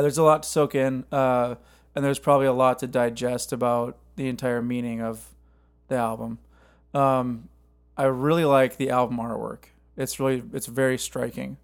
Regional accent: Cottage Grove, Minnesota, United States; now in Nashville, United States; my hometown

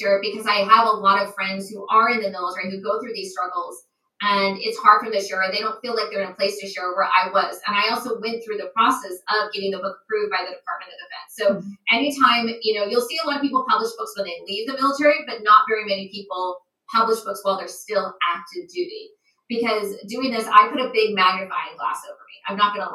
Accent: United States; moved away as an adult; now in Japan; being American overseas

